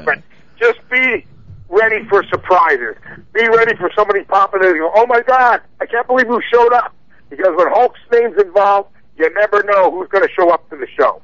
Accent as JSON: {"language": "English", "town": "Whitehall", "region": "Pennsylvania", "country": "United States", "tie": "born or raised there", "also_born_or_lived": "Allentown, Pennsylvania", "said": "I'm a hometown Pennsylvania boy, born and bred in Allentown, PA, actually Whitehall, Pennsylvania"}